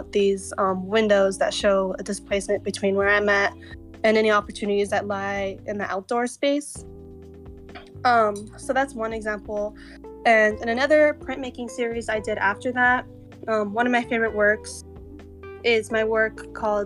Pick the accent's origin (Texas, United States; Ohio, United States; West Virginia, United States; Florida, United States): Texas, United States; El Paso; moved away as an adult; now in Austin, United States; I'm from El Paso and I feel like the desert influences who I am because, you know, that's where I'm from.